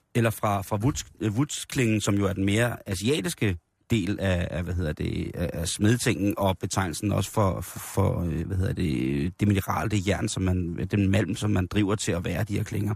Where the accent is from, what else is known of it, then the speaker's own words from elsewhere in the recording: Denmark; vi synes jo også som danskere